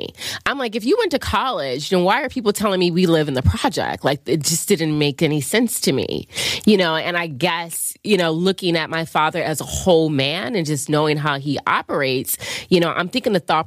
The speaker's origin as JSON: {"language": "English", "town": "Chester", "region": "Pennsylvania", "country": "United States", "tie": "born or raised there", "said": "I grew up outside of Philly, which was Chester"}